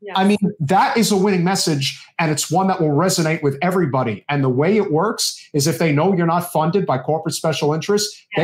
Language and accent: English; New York City, New York, United States; being a New Yorker